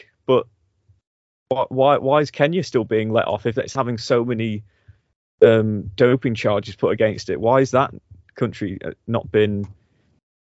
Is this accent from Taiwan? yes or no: no; United Kingdom; we are British